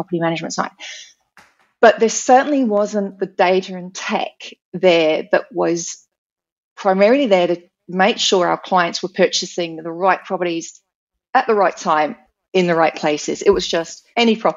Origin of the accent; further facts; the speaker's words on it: United Kingdom; moved away as an adult; also born or lived in New Zealand; now in Australia; So I'm born and bred British.